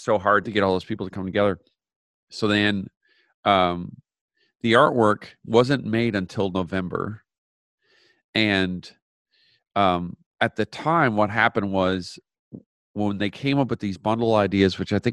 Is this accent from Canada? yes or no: yes; Canada; I grew up in Canada